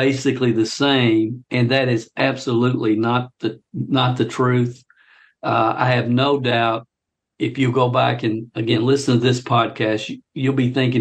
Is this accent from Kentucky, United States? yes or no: yes; Kentucky, United States; my home state of Kentucky